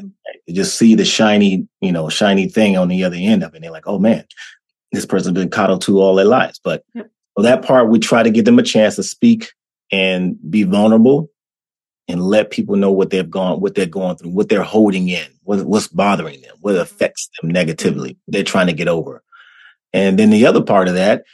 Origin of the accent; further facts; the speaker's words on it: Washington, District of Columbia, United States; moved away; also born or lived in North Carolina; growing up in D.C., growing up in Washington, D.C., moving down to North Carolina, being raised by my grandparents